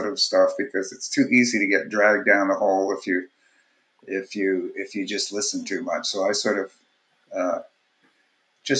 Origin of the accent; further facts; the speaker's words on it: Winnipeg, Manitoba, Canada; moved away as an adult; also born or lived in Vancouver; I'm originally from Winnipeg